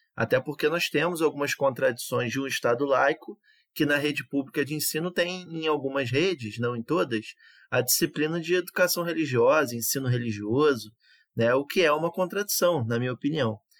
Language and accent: Portuguese; Rio de Janeiro, Brazil; ali de Olaria, né? na região onde eu fui criado